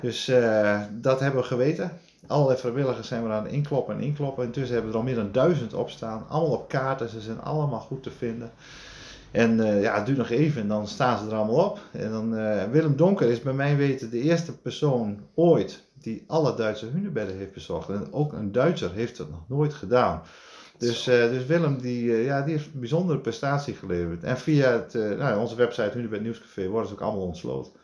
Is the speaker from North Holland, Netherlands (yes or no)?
no; Drenthe, Netherlands; ik kom uit Drenthe, dus ik ben opgegroeid met hunebedden